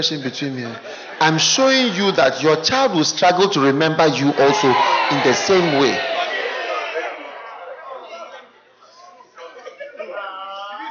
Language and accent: English; Ghana; I am from Ghana